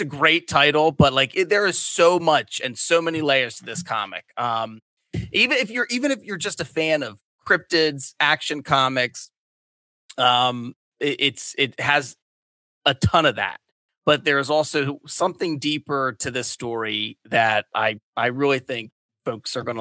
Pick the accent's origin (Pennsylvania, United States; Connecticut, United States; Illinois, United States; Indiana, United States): Pennsylvania, United States; Delaware County; moved away as an adult; now in Delaware, United States; I'm not from Delaware. I'm from Delco, which is uh, short that you know Delaware County, Pennsylvania. Um, oh but I uh, I am in Delaware now. I've lived in Delaware for ten years. I work in Delaware